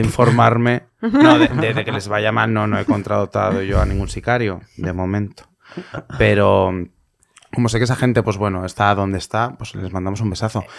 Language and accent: Spanish; Valencia, Valencian Community, Spain; yo soy valenciano